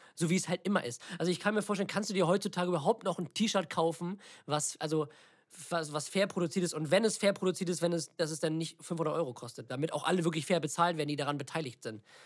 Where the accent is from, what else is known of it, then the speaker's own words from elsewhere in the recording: Northern Germany, Germany; wir kommen aus Norddeutschland